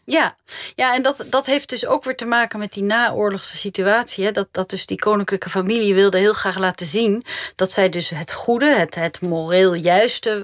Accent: Netherlands

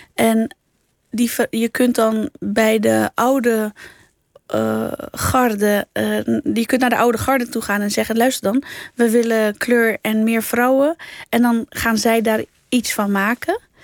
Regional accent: Netherlands; accent: Rotterdam Dutch; also born or lived in Alblasserwaard; ik ben hier geboren, ik identificeer mezelf als Nederlander ook. Ik droom in het Nederlands

